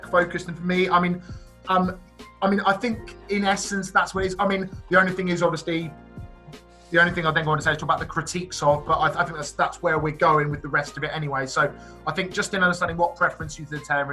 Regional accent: Reading, South East England, United Kingdom; I was born and bred in Reading

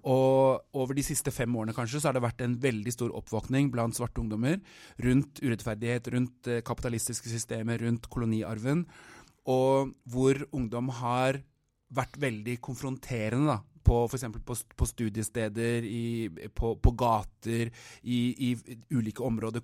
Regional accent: Norway; moved away as an adult; also born or lived in Oslo, Norway / Anguilla (ancestry); now in South Africa; jeg har vokst opp i Norge

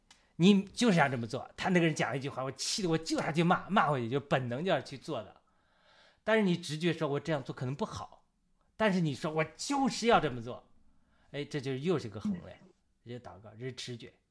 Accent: China; 当我们中国人讲和平平和，一种是内心的平静。

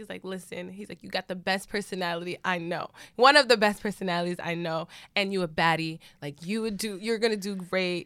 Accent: New York, United States; we're from New York

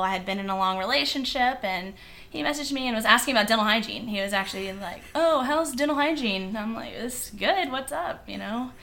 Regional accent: Virginia Beach, Virginia, United States; Virginia Beach. Born, raised, Virginia Beach

